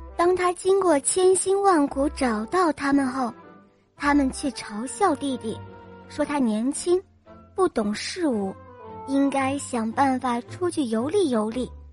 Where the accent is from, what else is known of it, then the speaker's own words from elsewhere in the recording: Dalian, Liaoning, China; 我来自大连